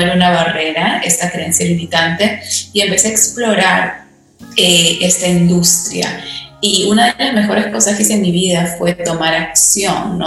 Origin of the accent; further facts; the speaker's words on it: Peru; moved away; yo tuve el privilegio de ir a un colegio británico en, en, Perú